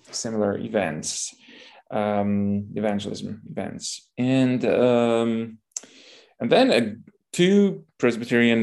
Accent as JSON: {"language": "English", "town": "Lviv", "region": "Lviv Oblast", "country": "Ukraine", "tie": "born or raised there", "second_language": "English", "moved": "as an adult", "lives_now": "Poland", "said": "I come from Lviv, which is the biggest city in Western Ukraine"}